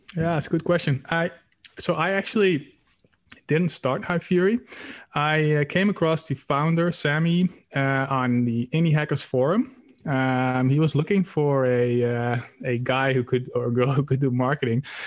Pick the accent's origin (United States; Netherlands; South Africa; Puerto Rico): Netherlands; I'm from the Netherlands, Europe